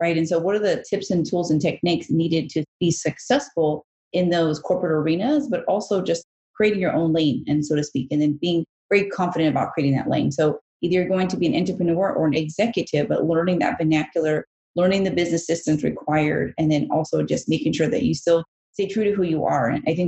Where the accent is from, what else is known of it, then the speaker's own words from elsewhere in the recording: Bangkok, Thailand; born there; I was born in Bangkok, Thailand. I'm Asian and Mexican.